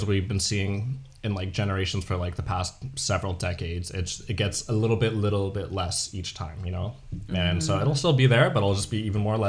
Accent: Southern California, United States; born or raised there; moved away as an adult; now in Denmark

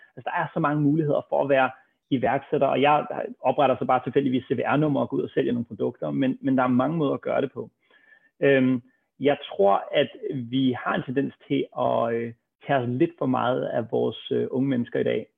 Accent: Copenhagen, Capital Region of Denmark, Denmark; lige nede ved busstopstedet på Østerbro, hvor jeg voksede op

